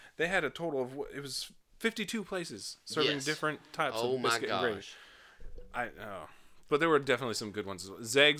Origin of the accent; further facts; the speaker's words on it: Las Vegas, Nevada, United States; moved away; I grew up in Las Vegas. It's not something you have out west too much.